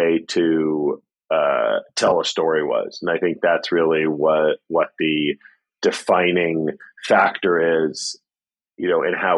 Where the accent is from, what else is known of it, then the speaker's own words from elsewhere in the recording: New York City, New York, United States; I grew up in New York City.